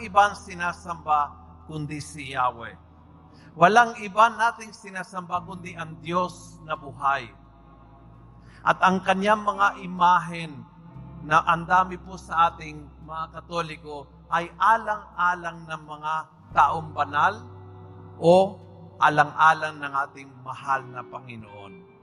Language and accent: Tagalog; Argentina; Tagalog is a second language; moved away as an adult; now in Philippines; Nung ako'y bata pa, bata, binatilyo, sa aming bansa, taga-Argentina po ako, taga-probinsya po ako, sa aming bansa